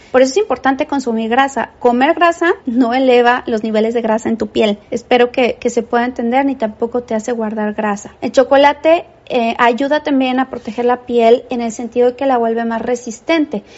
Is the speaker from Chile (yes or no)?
no; Mexico; los que somos mexicanos